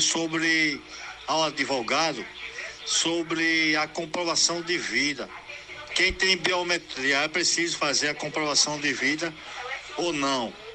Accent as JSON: {"language": "Portuguese", "town": "Recife", "region": "Pernambuco", "country": "Brazil", "tie": "born or raised there", "moved": "yes", "lives_now": "Ipojuca, Brazil", "said": "Eu sou natural de Recife, mas estou aqui em Nossa Senhora do Ipujuca"}